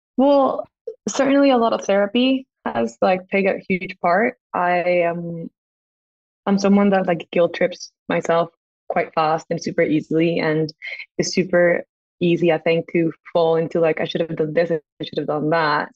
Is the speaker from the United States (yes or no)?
no; Costa Rica; moved away as an adult; also born or lived in England; we live in Costa Rica. So, and I'm from Costa Rica